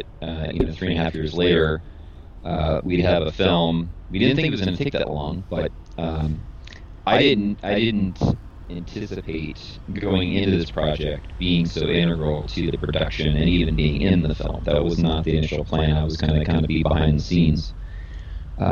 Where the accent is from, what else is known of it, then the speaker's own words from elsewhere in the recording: Southern California, United States; moved away as an adult; also born or lived in New Jersey; I grew up in Southern California, not far from where you're at right now, and I was born and raised there